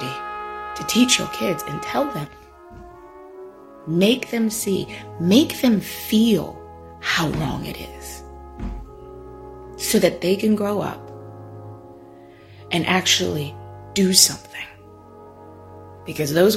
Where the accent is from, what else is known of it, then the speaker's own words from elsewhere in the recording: Virginia, United States; if you're born and raised in Virginia